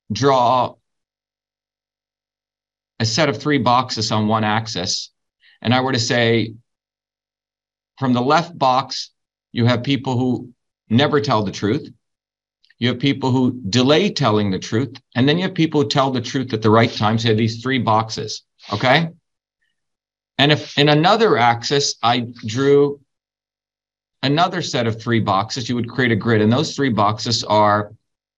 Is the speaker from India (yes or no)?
yes; India; now in United States; growing up in India in a caste system